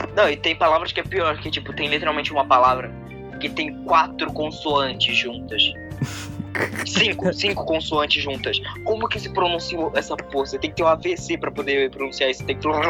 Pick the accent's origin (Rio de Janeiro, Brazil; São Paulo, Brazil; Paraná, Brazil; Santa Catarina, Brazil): Rio de Janeiro, Brazil; eu sou carioca